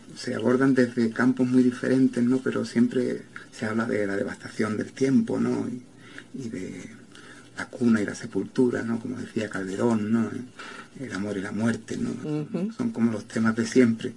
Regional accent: Jerez de la Frontera, Andalusia, Spain; moved away; also born or lived in Barcelona; de mi pueblo, de Jerez de la Frontera, donde yo he nacido

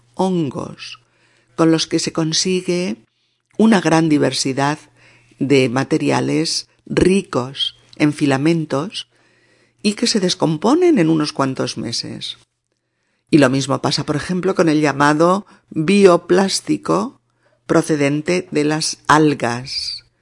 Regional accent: Spain; en mi país, en España

